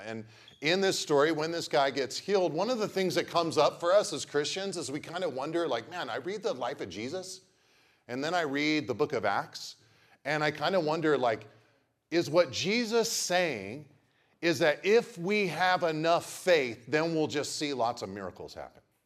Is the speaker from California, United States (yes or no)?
yes; Pacific Grove, California, United States; I grew up in Pacific Grove